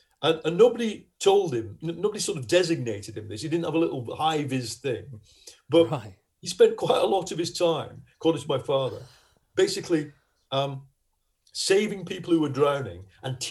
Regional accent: Lancashire, North West England, United Kingdom; accent: Lancashire; you can hear my accent, we all speak like this. Or, I mean, they speak a lot more broader Lancashire accent than

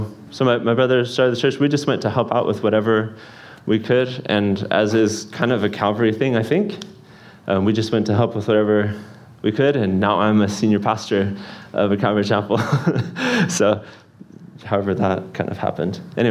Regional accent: Kyiv, Ukraine; also born or lived in United States; spent more time in Kyiv than anywhere in my life. I barely remember living in the United States. So I grew up in Kyiv, went to school, went to music college, everything all in Kyiv.

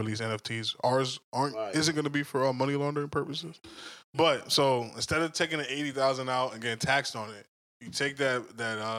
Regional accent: New York, United States; I'm from New York

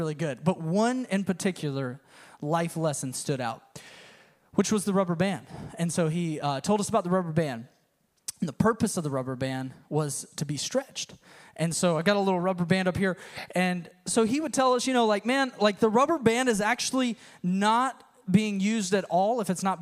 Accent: United States; moved away; also born or lived in Tennessee; I grew up in the Panhandle

